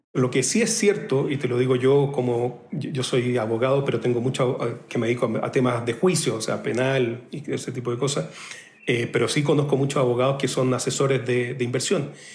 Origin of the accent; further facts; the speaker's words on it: Chile; vengo del país bicampeón de América